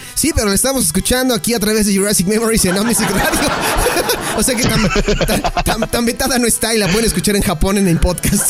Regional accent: Mexico

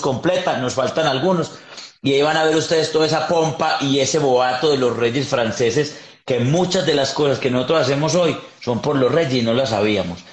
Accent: Yarumal, Antioquia, Colombia; Somos de Yarumal, Yarumal, Antioquia, un pueblo, un pueblo muy lindo, frío

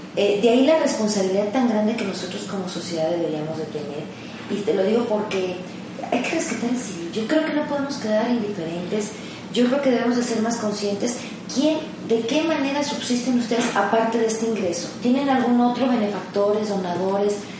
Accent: Mexico; somos muchos mexicanos

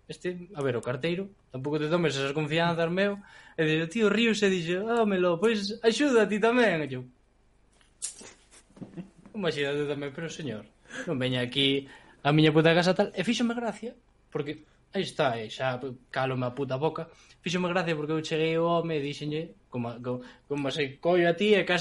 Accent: village near Vilar de Barrio, Galicia, Spain; a miña aldea é super guai, porque é un, é un núcleo cunha mistura moi extraña

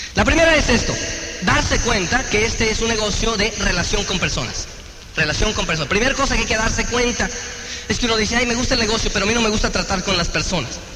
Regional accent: Mexico; moved away; allá de donde yo soy, de Transingo

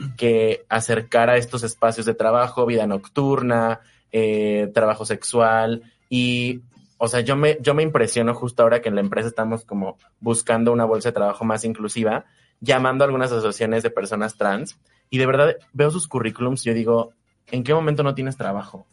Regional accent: Mexico

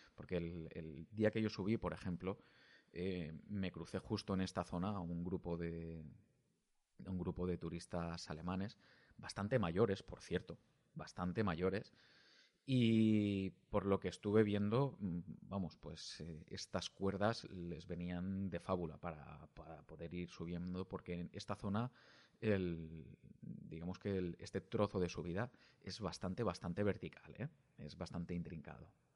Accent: Alicante, Valencian Community, Spain; siendo alicantino

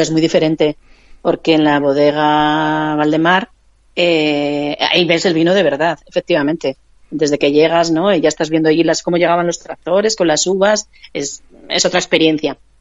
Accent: Vitoria-Gasteiz, Basque Country, Spain; yo soy de Vitoria

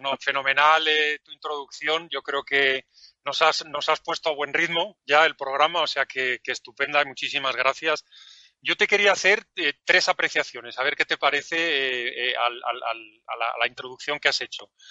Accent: Valencian Community, Spain; en mi tierra, porque yo soy de la comunidad valenciana

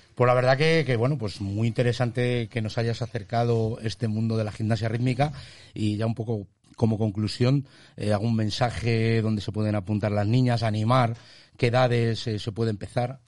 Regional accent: Tudela de Duero, Castile and León, Spain; yo tiro para mi pueblo, ha venido de Tudela de Duero

